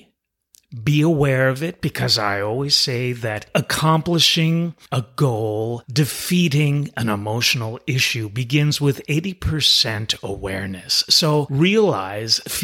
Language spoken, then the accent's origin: English; New York City, New York, United States; I'm originally from New York City